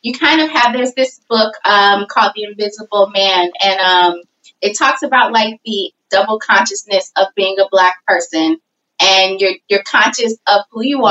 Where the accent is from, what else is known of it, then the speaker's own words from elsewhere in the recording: St. Louis, Missouri, United States; I grew up in St. Louis, Missouri.